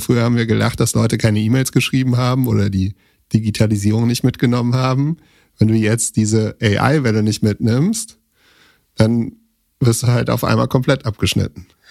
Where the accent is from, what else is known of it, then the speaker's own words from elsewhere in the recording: Germany; nee, nee, aus Deutschland.